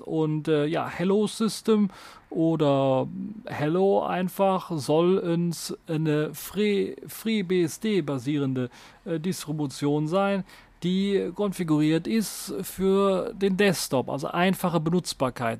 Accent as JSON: {"language": "German", "country": "Germany", "said": "bei uns in Deutschland"}